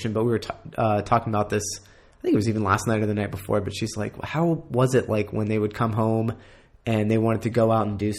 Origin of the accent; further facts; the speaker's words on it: Colorado, United States; now in San Diego, United States; I'm from Colorado